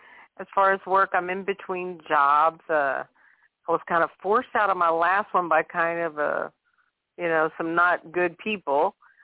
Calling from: Louisiana, United States; from Louisiana.

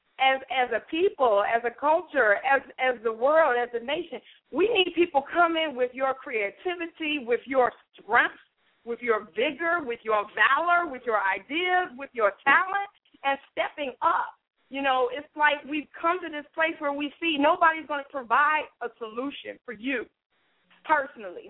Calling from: Raleigh, North Carolina, United States; I'm calling from Raleigh, North Carolina.

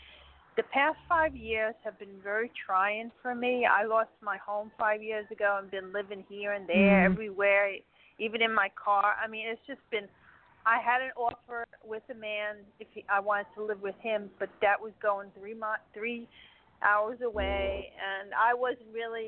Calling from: Florida, United States; from Florida.

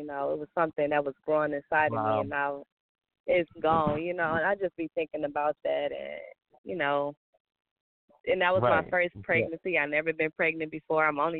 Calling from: Detroit, Michigan, United States; I'm calling from Detroit, Michigan.

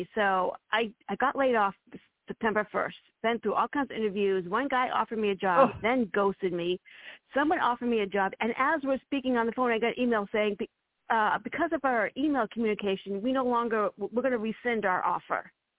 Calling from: Virginia, United States; I'm calling from Virginia.

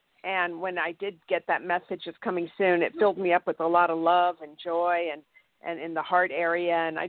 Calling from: Santa Barbara, California, United States; I'm in Santa Barbara, California.

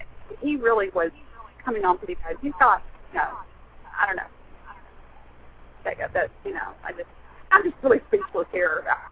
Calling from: Dallas, Texas, United States; I gotta tell you, I'm driving in a convertible in Dallas, 35 North, so I hope you can hear me

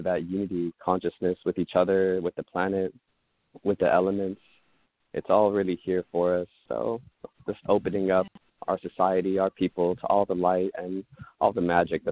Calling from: Hawaii, United States; I'm calling in from Hawaii

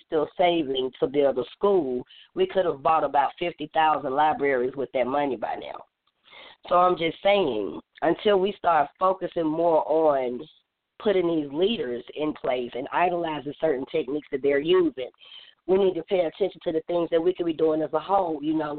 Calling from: Atlanta, Georgia, United States; I'm calling from Atlanta, Georgia, the chairwoman of Third Generation Panthers.

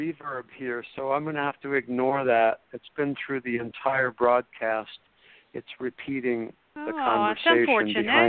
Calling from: Florida, United States; I am indeed calling from Florida, just post Hurricane Matthew

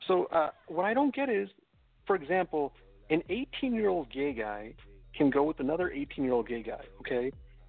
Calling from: Los Angeles, California, United States; I'm calling from Los Angeles, California.

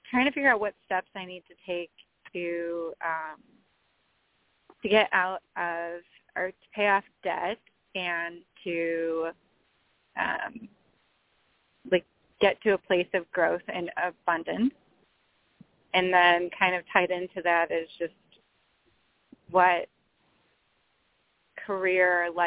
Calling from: Chicago, Illinois, United States; I'm um, Chicago.

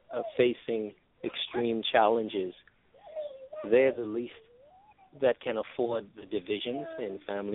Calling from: New York, United States; Calling from New York.

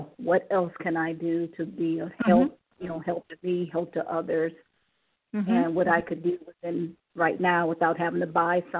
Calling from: Cleveland, Ohio, United States; calling from Ohio.

